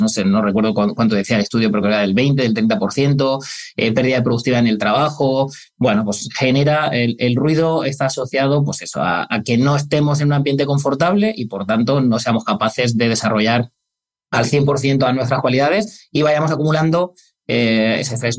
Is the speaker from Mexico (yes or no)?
no; Granada, Andalusia, Spain; yo soy de Granada